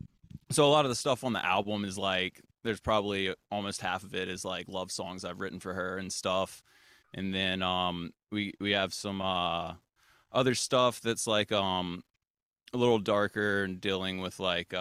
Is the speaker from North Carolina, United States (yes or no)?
yes; Kernersville, North Carolina, United States; We're from Kernersville, North Carolina, right between Winston-Salem and Greensboro